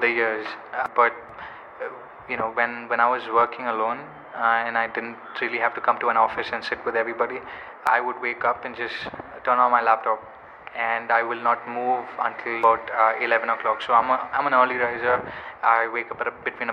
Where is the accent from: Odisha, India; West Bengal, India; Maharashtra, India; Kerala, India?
Kerala, India; I'm from Kerala